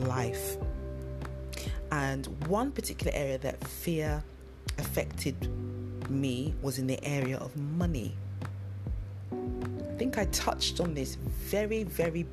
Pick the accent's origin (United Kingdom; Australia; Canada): United Kingdom; London; accent: London; It's a London accent. And I grew up in London